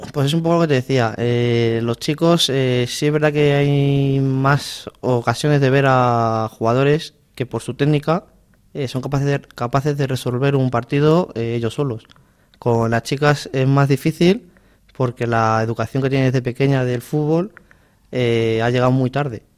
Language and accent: Spanish; Alcorcón, Community of Madrid, Spain; mi pueblo de Alcorcón